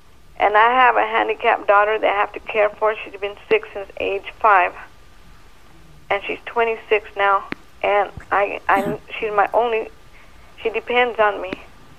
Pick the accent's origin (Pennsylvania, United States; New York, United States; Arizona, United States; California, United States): California, United States; San Bernardino; San Bernardino, California.